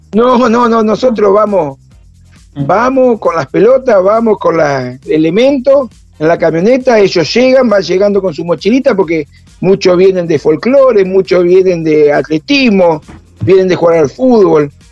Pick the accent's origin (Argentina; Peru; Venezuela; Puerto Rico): Argentina; Paraná, Entre Ríos; now in Río Grande, Argentina; yo soy de Paraná Entre Ríos